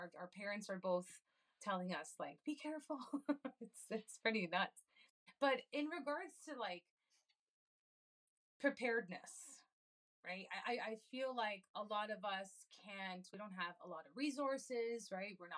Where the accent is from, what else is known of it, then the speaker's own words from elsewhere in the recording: Canada; now in United States; I also immigrated to this country. I'm from Canada